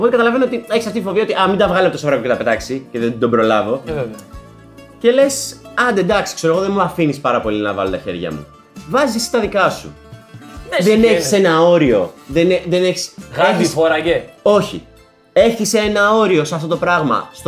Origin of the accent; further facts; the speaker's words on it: Samothrace, Eastern Macedonia and Thrace, Greece; Είμαι από τη Σαμοθράκη και είναι ένα αυτοκίνητο από πίσω